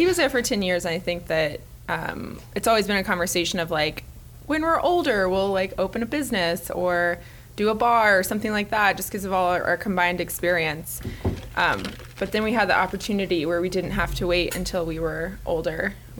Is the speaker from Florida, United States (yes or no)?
yes; Gainesville, Florida, United States; also born or lived in Portland, Oregon; I'm from Gainesville originally, so I'm a Gainesville native, and then I lived here all my life